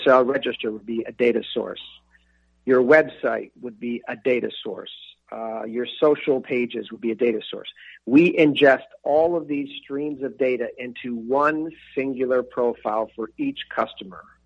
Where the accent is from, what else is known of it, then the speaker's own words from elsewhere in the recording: Buffalo, New York, United States; being an Irish kid from North Buffalo